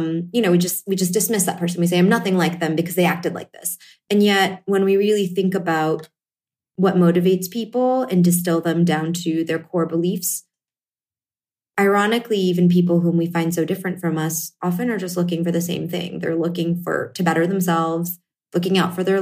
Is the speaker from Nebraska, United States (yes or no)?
no; Connecticut, United States; I grew up in Connecticut in a fairly homogenous town